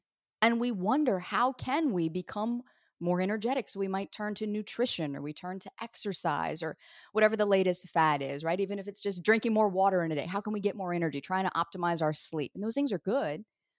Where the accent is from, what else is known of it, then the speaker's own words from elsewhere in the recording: the South, United States; For years in my business, people didn't even know I was from the South, because you couldn't detect a hint of twang in my voice at all.